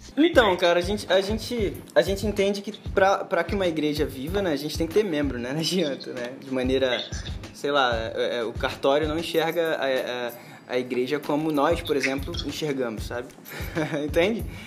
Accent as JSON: {"language": "Portuguese", "town": "São João de Meriti", "region": "Rio de Janeiro", "country": "Brazil", "tie": "born or raised there", "said": "moro no Rio de Janeiro, nasci no Rio de Janeiro, em São João de Meriti"}